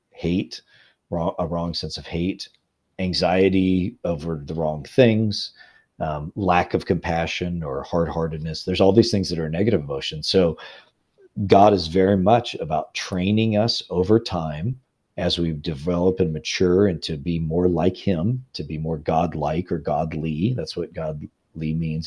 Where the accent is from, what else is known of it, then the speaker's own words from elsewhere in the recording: Illinois, United States; now in Louisville, United States; I'm a Midwesterner. I'm from Illinois originally